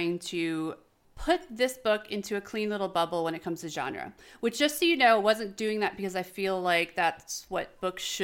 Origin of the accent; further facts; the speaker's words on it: New York, United States; myself from New York